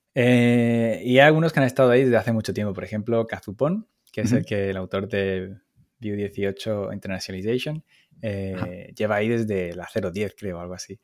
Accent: Málaga, Andalusia, Spain; moved away as an adult; now in Paris, France; soy español, como se notará por mi acento, y, soy, soy del sur de Málaga

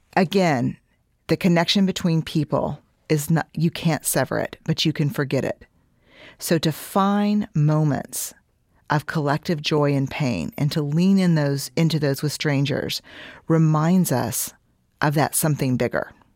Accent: Houston, Texas, United States; I'm from Houston

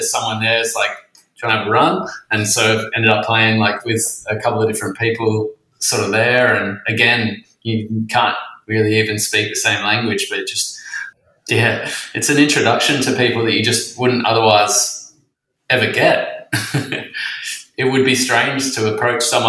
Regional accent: Western Australia, Australia; also born or lived in Queensland; now in Sydney, Australia; I grew up in Western Australia and then lived in Queensland for 10 years, and then I've been in Sydney for 10.

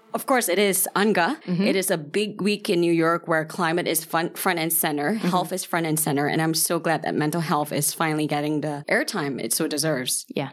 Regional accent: Malaysia; I'm from Malaysia

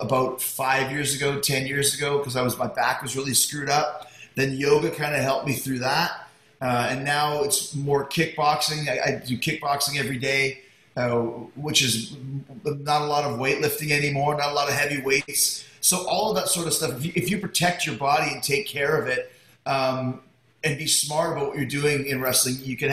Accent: Winnipeg, Manitoba, Canada; now in Florida, United States; I grew up in Winnipeg

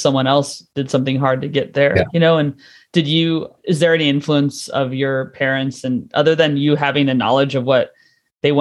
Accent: United States; moved away; I'm from the States

